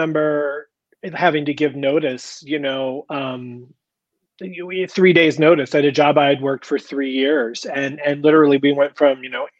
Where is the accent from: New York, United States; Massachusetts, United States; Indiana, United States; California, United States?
Indiana, United States; moved away; also born or lived in Florida; I grew up in Indiana, split my life between Indiana and Florida, but when I was a young kid in Indiana